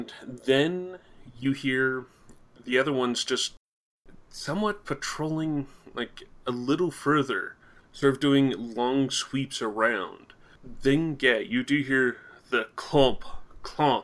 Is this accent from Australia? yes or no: no; Canada; I'm Canadian